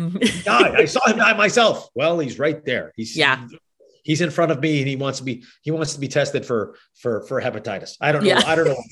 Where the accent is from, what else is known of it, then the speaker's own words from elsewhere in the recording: Boston, Massachusetts, United States; accent: Boston; I'm originally from Boston. So that is an accent that a lot of people can't do well.